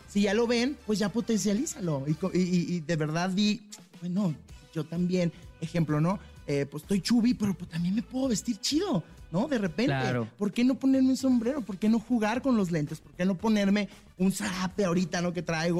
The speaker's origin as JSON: {"language": "Spanish", "town": "Tijuana", "region": "Baja California", "country": "Mexico", "said": "yo regreso a mi ciudad, yo soy de Tijuana, Baja California, arriba"}